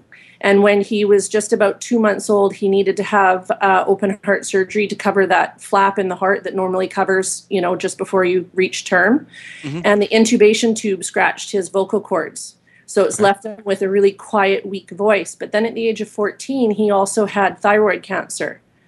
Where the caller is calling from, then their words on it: Vancouver Island, British Columbia, Canada; I'm calling from Vancouver Island, Canada, just north of you, not too far.